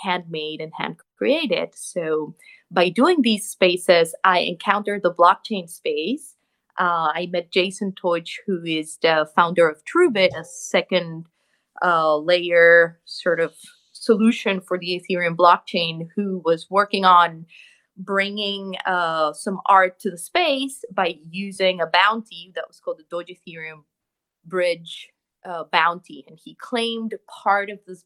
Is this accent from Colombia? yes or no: yes; Bogotá, Colombia; moved away as an adult; now in New York, United States; I'm originally from Colombia, from Bogota, but I live in New York. I've been here 10 years